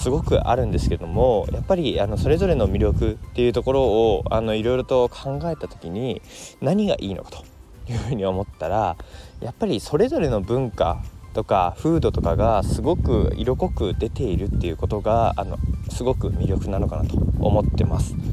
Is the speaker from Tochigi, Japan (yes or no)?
no; Koriyama, Fukushima, Japan; also born or lived in Odaka, Minamisoma, Fukushima; now in Minamisoma, Japan; 今日はですね僕の実家のある福島県郡山市からお届けしております